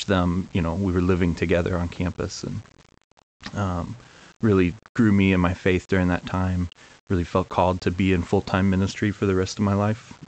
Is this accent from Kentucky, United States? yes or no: yes; Northern Kentucky, United States; I grew up in Northern Kentucky, been here my whole life